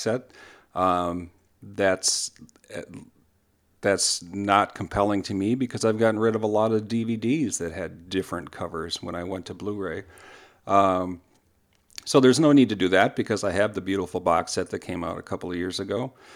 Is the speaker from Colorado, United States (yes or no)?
no; Minnesota, United States; I'm a Minnesotan